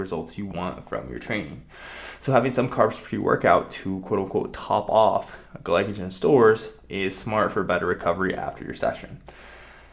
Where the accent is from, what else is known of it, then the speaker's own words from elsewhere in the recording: Nebraska, United States; I'm from Nebraska